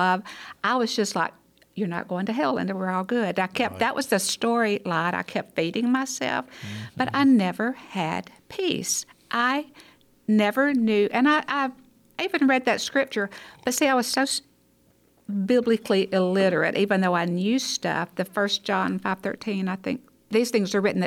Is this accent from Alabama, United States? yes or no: yes; Hackleburg, Alabama, United States; I was born, raised in Hackleburg, Alabama